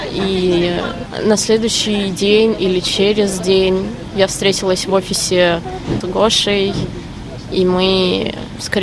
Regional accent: Moscow, Russia; moved away as an adult; now in Warsaw, Poland; я из Москвы. Я приехала сюда в середине марта через э, Армению и Грузию.

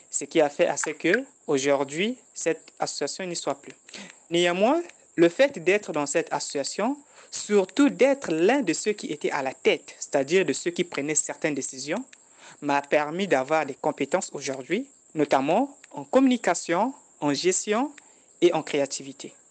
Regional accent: Republic of the Congo; je suis du Congo-Brazzaville.

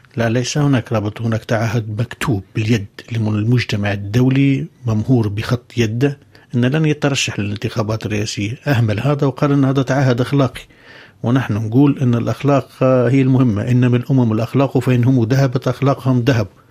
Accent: Libya; بلدي ليبيا

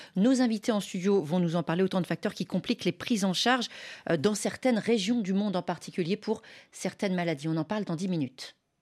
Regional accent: Cameroon; je suis camerounais

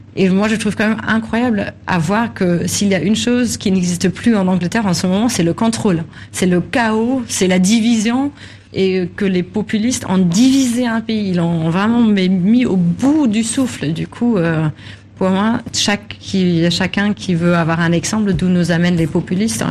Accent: Germany; chez nous en Allemagne

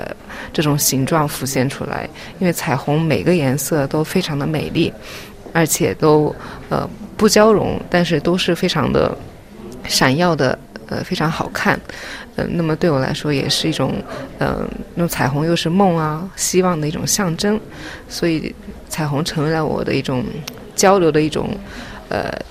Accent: Japan; born there; 然后我是在日本出生，嗯，在很多国家成长，目前是在北京和东京有工作室。

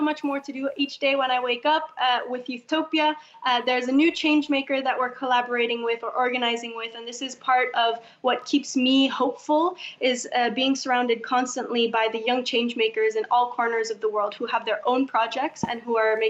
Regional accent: Indonesia; I'm from Indonesia

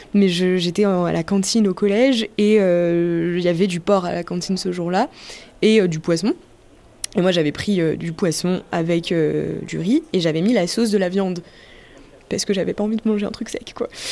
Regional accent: France; je suis française, mais j'ai des origines algériennes

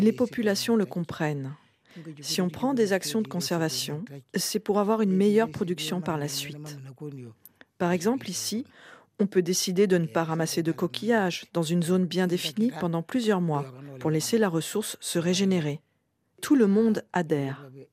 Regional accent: Gambia; moved away as an adult; also born or lived in Boun; Je suis une fille de Boun. Je suis née en Gambie et je suis venue dans ce village pour me marier

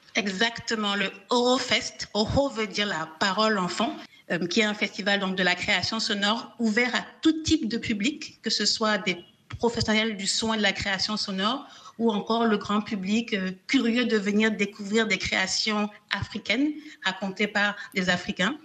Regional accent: Cotonou, Littoral, Benin; chez nous à Cotonou

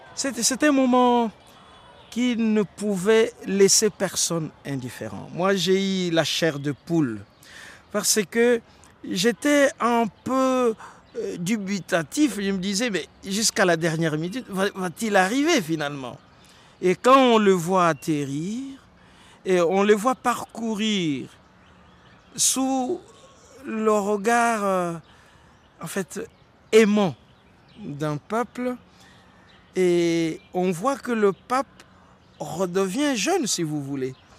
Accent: DR Congo; chez nous au Congo

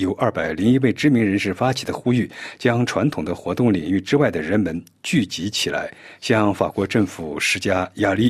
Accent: Beijing, China; 我是北京人，我从小出生在北京。

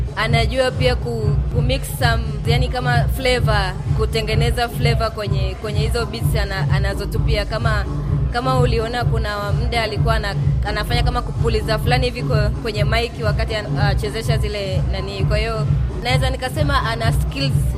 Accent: Ngaramtoni, Arusha, Tanzania; natokea Ngaramtoni ya juu.

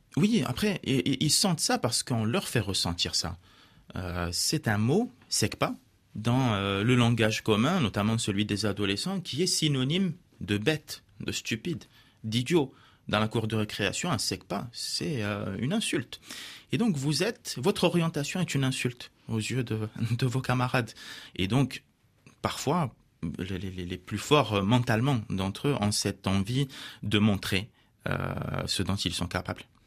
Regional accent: Morocco; French is a second language; now in France; je suis né au Maroc, j'ai grandi au Maroc

